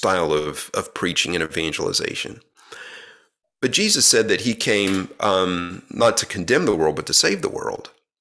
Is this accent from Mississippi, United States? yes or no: yes; Mississippi, United States; I grew up in Mississippi, and very evangelical and evangelistic culture down there